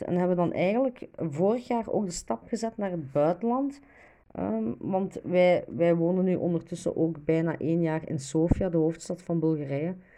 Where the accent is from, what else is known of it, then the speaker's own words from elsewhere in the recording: Diest, Flanders, Belgium; Ik ben zelf afkomstig van Diest